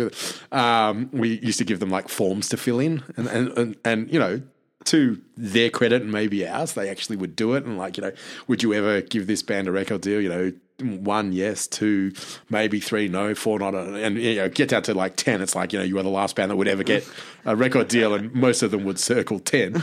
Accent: Australia; I'm Australian

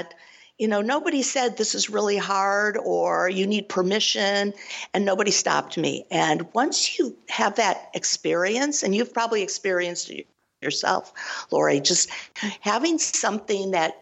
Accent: Cleveland, Ohio, United States; I'm originally from Cleveland, Ohio

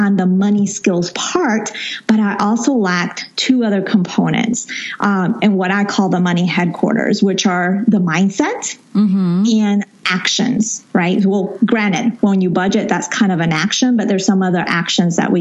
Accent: Colombia; moved away; I was born there, grew up there for a good time of my life

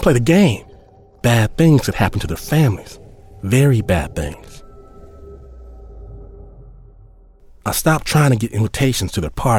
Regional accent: Midwest, United States; moved away as an adult; now in Kuala Lumpur, Malaysia; I'm from the Midwest

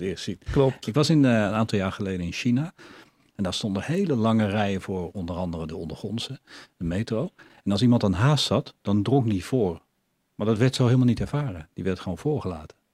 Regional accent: Netherlands; ik ben zelf half Oekraïner, wel opgegroeid in, in Nederland

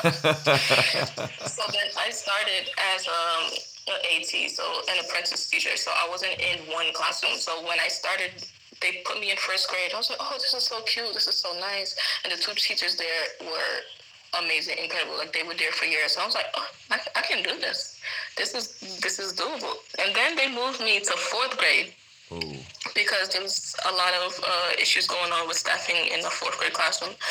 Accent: New York City, New York, United States; moved away as an adult; now in Tanzania; I'm from Brooklyn, New York, originally

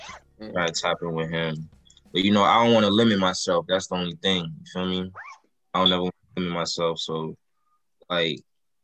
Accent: Florida, United States; I'm from Florida.

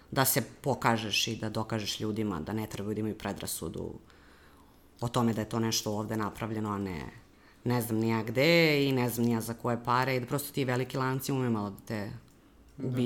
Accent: Serbia; kod nas u Srbiji

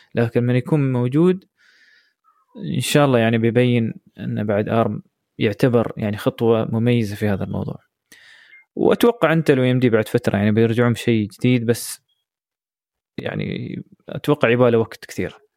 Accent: United Arab Emirates; احنا عندنا كثير في الامارات

